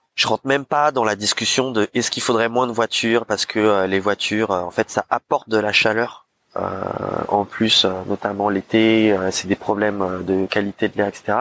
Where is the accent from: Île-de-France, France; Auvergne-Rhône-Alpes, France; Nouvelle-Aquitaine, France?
Île-de-France, France; Paris; en tant que Parisien